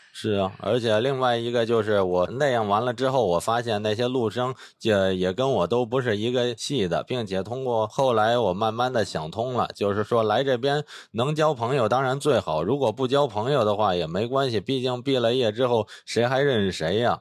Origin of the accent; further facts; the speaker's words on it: Beijing, China; moved away as an adult; 我是来自北京的